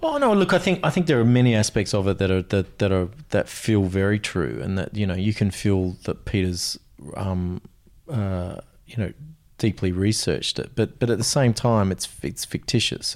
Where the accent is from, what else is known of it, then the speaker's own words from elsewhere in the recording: Australia; as an Australian male